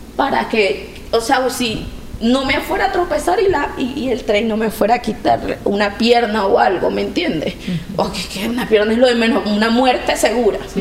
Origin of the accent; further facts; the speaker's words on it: Venezuela; moved away as an adult; somos de Venezuela